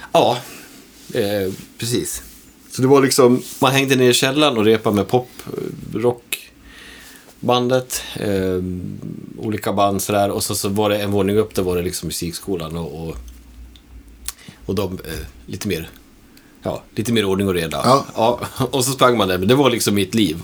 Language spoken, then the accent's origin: Swedish; Borlänge, Dalarna County, Sweden; moved away; also born or lived in Falun; Borlänge, eh, där växte jag upp på